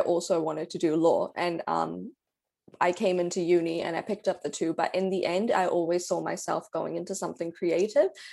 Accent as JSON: {"language": "English", "town": "Karachi", "region": "Sindh", "country": "Pakistan", "moved": "yes", "lives_now": "New Zealand", "said": "I'm from Pakistan, I'm from Karachi"}